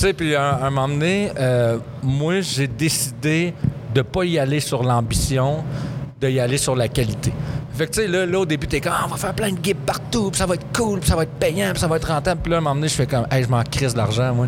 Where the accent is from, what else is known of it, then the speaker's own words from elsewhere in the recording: Abitibi, Quebec, Canada; moved away as an adult; also born or lived in Montreal; je veux retourner à Mora-, à, en Abitibi